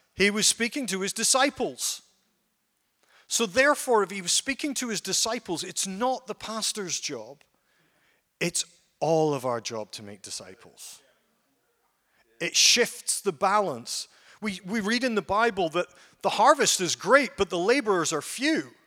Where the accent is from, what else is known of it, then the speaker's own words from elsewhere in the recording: Ellenbrook, Western Australia, Australia; I'm from Ellenbrook